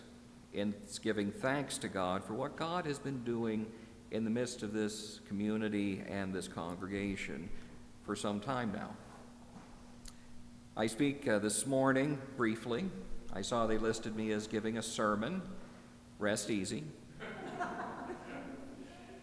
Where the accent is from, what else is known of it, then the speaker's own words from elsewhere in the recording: Midwest, United States; moved away; also born or lived in Northeast US; growing up in the Midwest